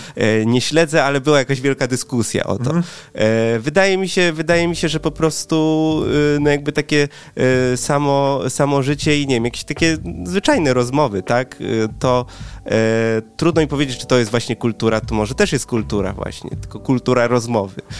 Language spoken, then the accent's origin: Polish; Poland; jestem w połowie Wietnamczykiem, w połowie Polakiem, mój tata pochodzi z Wietnamu, moja mama jest Polką